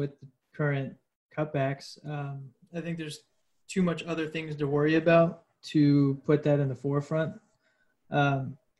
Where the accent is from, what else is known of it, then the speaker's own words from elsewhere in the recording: Louisville, Kentucky, United States; growing up in Louisville.